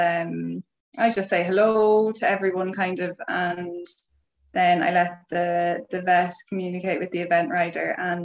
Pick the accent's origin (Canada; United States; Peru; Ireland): Ireland; accent: Irish; moved away; I'm Irish.